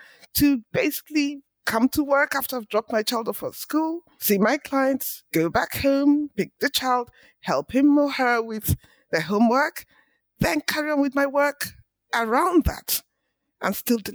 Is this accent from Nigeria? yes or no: yes; Port Harcourt, Rivers State, Nigeria; moved away as an adult; also born or lived in Lagos, Nigeria / England; I was born in Nigeria in the 60s, went to school in Nigeria. All of my early education was in Port Harcourt, which is in the southern part of the country